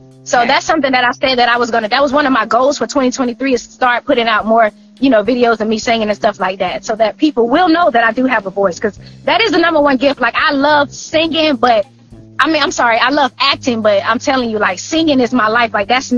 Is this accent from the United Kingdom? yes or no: no; Woodbine, Georgia, United States; also born or lived in Florida; I was actually born in Florida, but definitely raised in Woodbine, Georgia